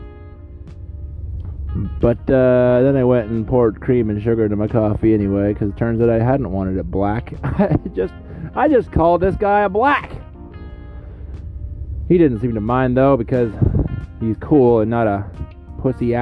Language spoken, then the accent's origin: English; Shreveport, Louisiana, United States; Today I'm in my hometown. I've lived here my whole life, Shreveport, Louisiana.